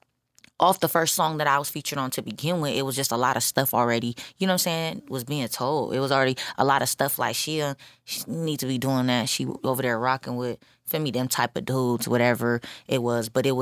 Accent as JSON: {"language": "English", "country": "Samoa", "said": "So it's like the fact that I'm Polynesian. Mm-hmm. I'm Samoan. My dad's Filipino. He got Filipino and I'm Filipino."}